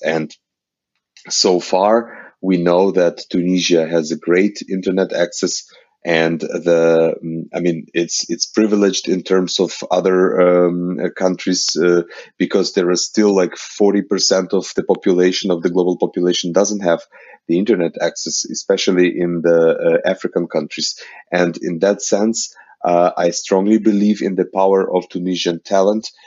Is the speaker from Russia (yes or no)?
no; Ukraine; I am coming from Ukraine